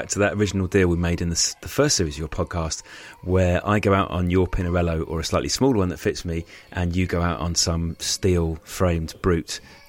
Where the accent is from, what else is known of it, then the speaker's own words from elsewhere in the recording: Thaxted, East of England, United Kingdom; North Essex, which are the sort of roads where I grew up on Thaxted.